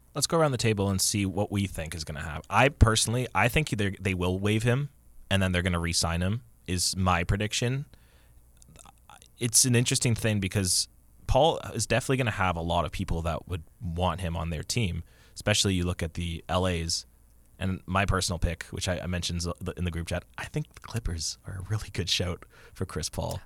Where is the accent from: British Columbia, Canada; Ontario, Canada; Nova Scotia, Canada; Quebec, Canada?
Ontario, Canada; Kitchener; moved away; my hometown